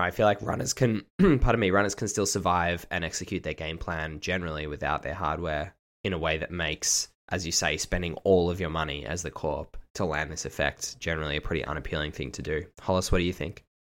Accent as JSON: {"language": "English", "country": "Australia", "said": "I am actually Australian and not British"}